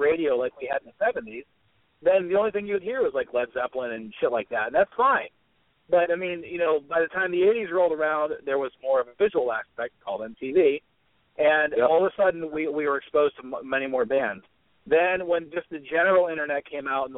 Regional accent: Florida, United States; now in Pittsburgh, United States; I actually grew up in Florida. I live in Pittsburgh now.

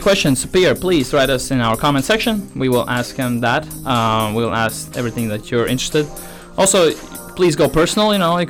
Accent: Latvia; now in Denmark; I'm coming from Latvia. We have beautiful beaches there.

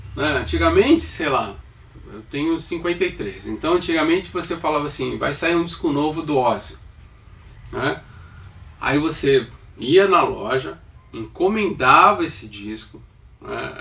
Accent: Santos, São Paulo, Brazil; eu sou natural de Santos

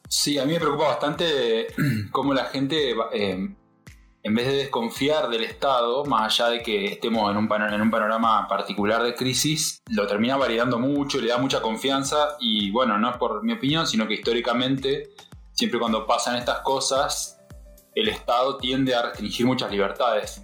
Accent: Argentina; nosotros digo como Argentina

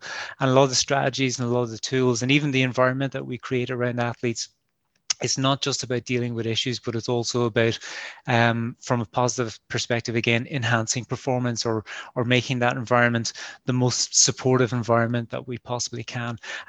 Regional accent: Munster, Ireland; now in Northern Ireland; I'm from Kerry, you mightn't guess it from the accent, but I'm from Kerry originally. But I've been living and working in Ulster for quite a while now.

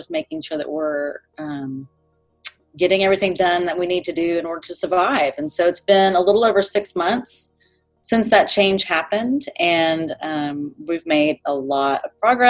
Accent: Texas, United States; born and raised in Texas, I've been in Austin for over 20 years

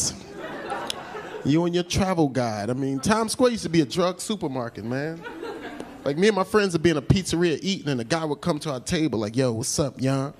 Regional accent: New Jersey, United States; also born or lived in Georgia; I'm from Jersey

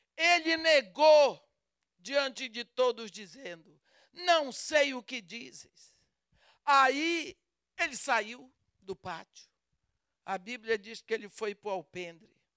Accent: Brazil; accent: Brazilian; o meu sotaque denuncia que eu sou brasileira. Eu falo português com sotaque brasileiro

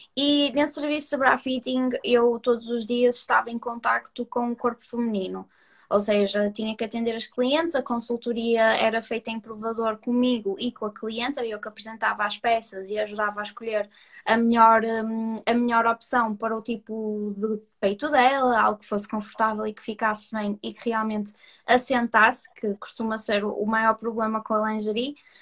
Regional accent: Porto, Norte, Portugal; accent: Porto; sou do Porto, como se pode ver pelo meu sotaque

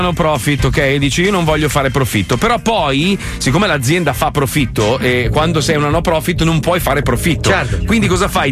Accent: Italy

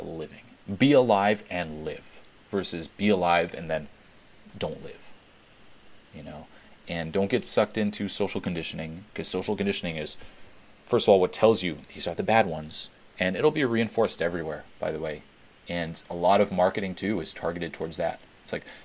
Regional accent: Switzerland; I grew up in Switzerland

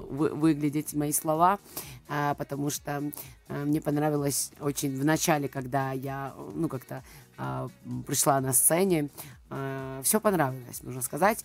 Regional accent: Georgia; Russian is a second language; я грузинка, да, а, я выросла в Грузии, родилась там

